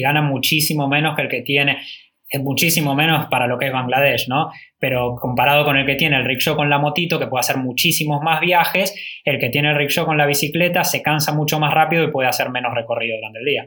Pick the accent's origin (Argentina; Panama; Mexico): Argentina; le decimos que somos Argentina